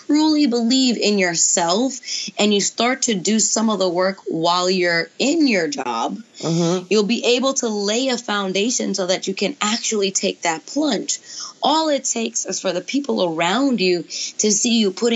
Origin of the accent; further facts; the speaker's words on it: New York City, New York, United States; now in Atlanta, United States; I grew up in New York City in Brooklyn